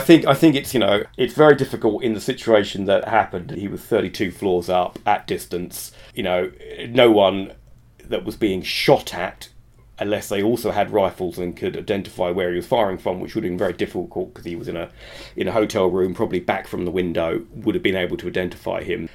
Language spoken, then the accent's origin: English; United Kingdom; now in Israel; I'm British